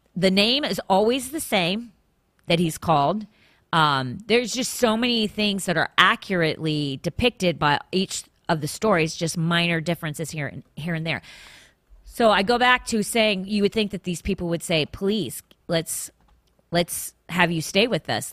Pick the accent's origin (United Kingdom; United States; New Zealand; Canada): United States; northern Virginia; now in Florida, United States; I grew up in the northern in northern Virginia